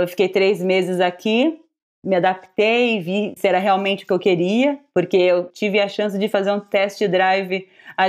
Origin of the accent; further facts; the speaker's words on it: São Paulo, Brazil; moved away as an adult; now in Tokyo, Japan; eu nasci e cresci no bairro do Ipiranga, em São Paulo